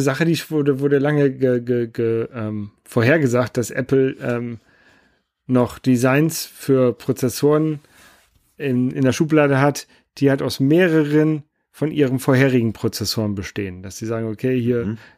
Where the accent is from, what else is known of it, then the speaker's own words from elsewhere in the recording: Germany; bei uns in Deutschland